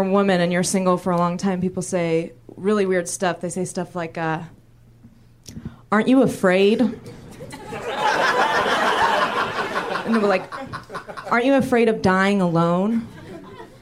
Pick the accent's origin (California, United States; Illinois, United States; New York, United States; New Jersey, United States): California, United States; San Francisco; I'm from San Francisco